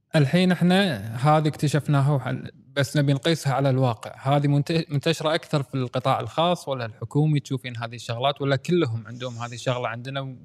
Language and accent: Arabic; Kuwait; عندنا بالكويت